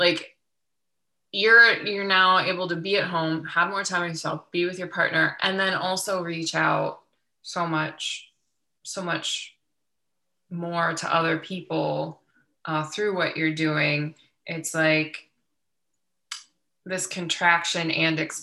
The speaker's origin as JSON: {"language": "English", "town": "Youngstown", "region": "Ohio", "country": "United States", "tie": "born or raised there", "said": "I grew up in Youngstown, Ohio"}